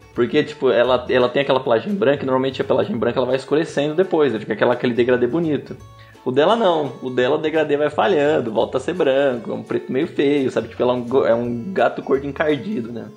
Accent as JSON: {"language": "Portuguese", "town": "Sumaré", "region": "São Paulo", "country": "Brazil", "said": "eu sou de Sumaré e vou para Campinas para trabalhar"}